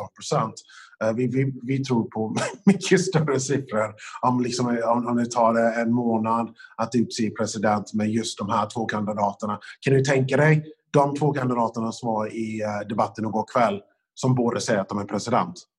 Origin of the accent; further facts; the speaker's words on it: United States; moved away; som amerikan